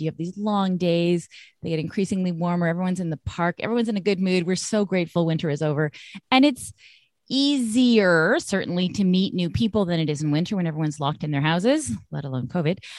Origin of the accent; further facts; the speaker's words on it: Vancouver, British Columbia, Canada; moved away as an adult; now in Montreal, Canada; I'm I'm from Vancouver originally